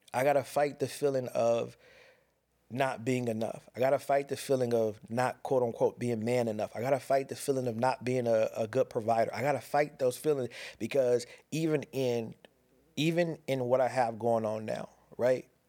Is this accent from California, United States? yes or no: yes; Pasadena, California, United States; born or raised there; moved away